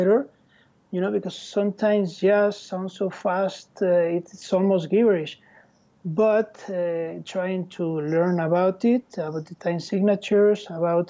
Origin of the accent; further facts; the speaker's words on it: Madrid, Community of Madrid, Spain; English is a second language; moved away as an adult; now in Barcelona, Spain; I was born in Madrid.